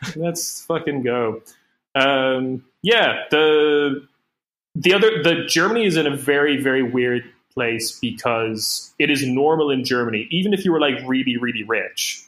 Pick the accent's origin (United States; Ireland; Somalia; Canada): Ireland; as a young Irish boy